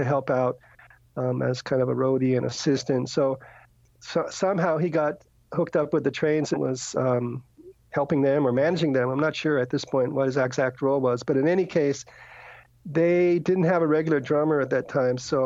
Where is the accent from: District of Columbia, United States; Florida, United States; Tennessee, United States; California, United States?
California, United States; Los Angeles; also born or lived in New York / London; I grew up in Los Angeles. I was born in New York and moved out to Los Angeles when I was 4. So that's basically where I grew up